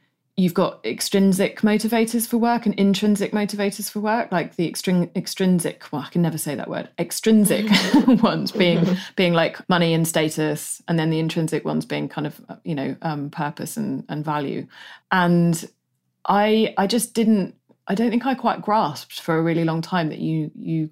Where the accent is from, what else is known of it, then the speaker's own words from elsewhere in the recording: United Kingdom; being British